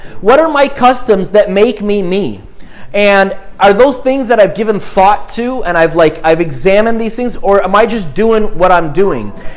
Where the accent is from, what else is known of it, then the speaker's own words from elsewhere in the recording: Montreal, Quebec, Canada; I grew up in Montreal